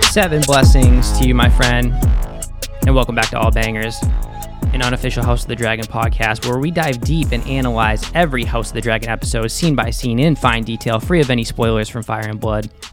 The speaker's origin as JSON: {"language": "English", "town": "Boston", "region": "Massachusetts", "country": "United States", "accent": "Boston", "said": "That's my Boston accent there"}